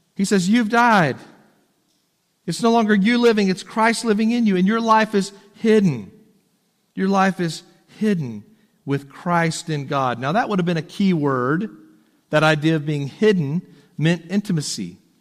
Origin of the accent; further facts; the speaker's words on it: Texas, United States; moved away as an adult; also born or lived in Tennessee; as a Texan